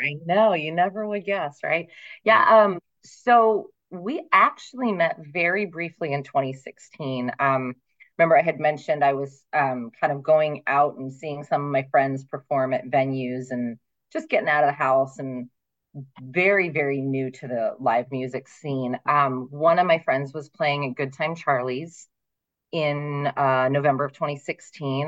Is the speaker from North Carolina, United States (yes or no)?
no; Ohio, United States; moved away as an adult; also born or lived in Pennsylvania; now in Phoenix, United States; I actually um, was born in Pennsylvania, very northeastern Pennsylvania, but I moved to Ohio when I was six weeks old. So I say that I'm from Ohio, essentially. Right. Um, and I lived there until I was 26.